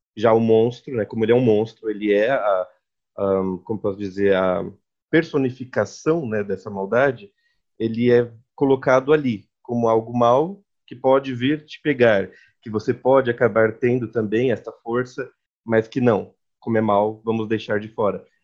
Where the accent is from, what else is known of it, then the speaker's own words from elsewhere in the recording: São Paulo, Brazil; nós somos de São Paulo